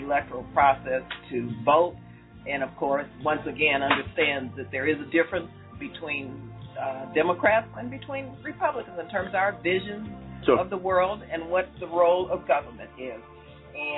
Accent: Bay Area, California, United States; I come from the Bay Area

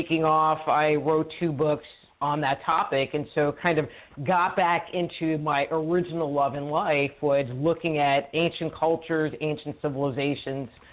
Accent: New York City, New York, United States; moved away as an adult; also born or lived in California; now in Texas, United States; I grew up in New York, originally from the city. Our family moved upstate New York, and then when I was 19, I got out of New York and moved to California

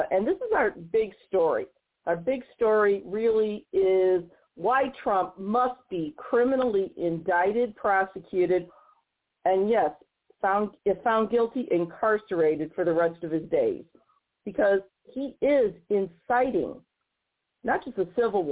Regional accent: St. Louis, Missouri, United States; here in my hometown of St. Louis, Missouri

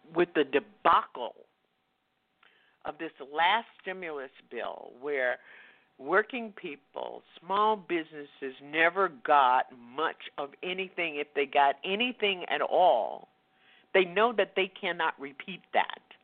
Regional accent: the South, United States; I grew up in Jim Crow in the South.

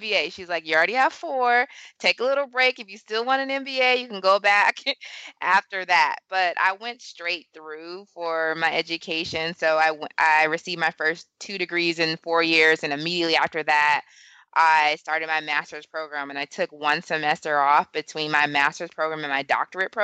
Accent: California, United States; moved away as an adult; also born or lived in Atlanta / Washington, D.C. / New York; growing up in California

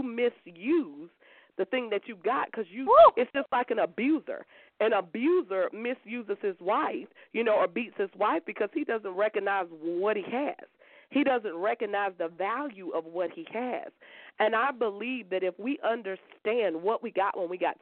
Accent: Columbia, South Carolina, United States; I'm from Columbia, South Carolina

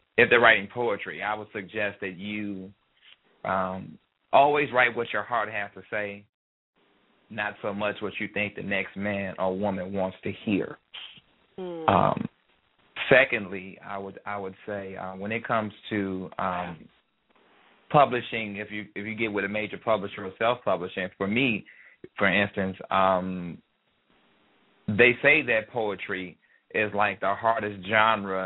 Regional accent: Chicago, Illinois, United States; moved away; I grew up on the south side of Chicago, 39th and Prairie, right by Wendell Phillips High School

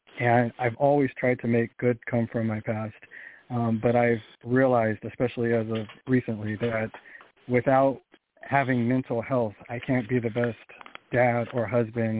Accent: Sacramento, California, United States; now in Missouri, United States; I grew up in Sacramento, California.

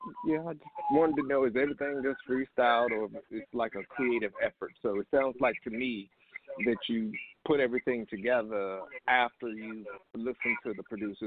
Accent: Charlotte, North Carolina, United States; Yeah, I'm born and raised.

